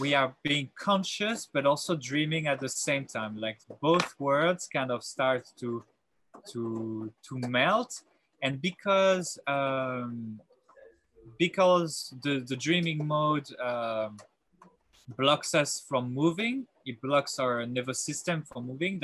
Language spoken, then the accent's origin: English; south of France, France; also born or lived in Paris; I grew up in South of France, and I went through high school in South of France